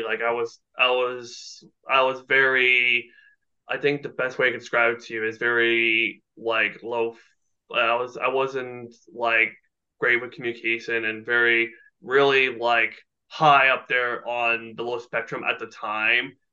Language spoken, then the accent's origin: English; Burlington, Ontario, Canada; born or raised there